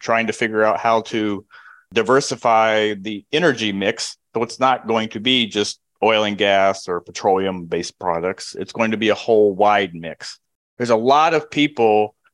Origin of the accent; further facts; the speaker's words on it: Kansas, United States; moved away as an adult; now in Houston, United States; I'm from the Midwest, and in Kansas